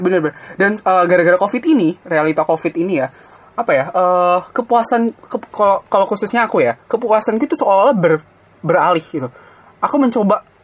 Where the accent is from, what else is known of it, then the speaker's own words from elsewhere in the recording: Blitar, East Java, Indonesia; Gue dari SD sampai SMA gue ngerasa kesantuyan orang Blitar